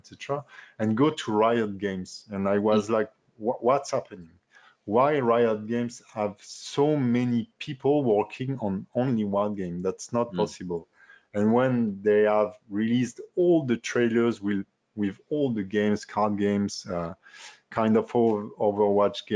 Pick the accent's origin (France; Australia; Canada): France; accent: French; English is a second language; my French accent